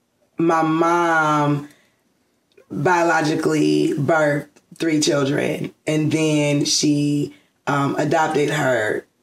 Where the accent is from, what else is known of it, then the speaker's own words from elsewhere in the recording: College Park, Georgia, United States; I am from here, College Park, Georgia, born and raised.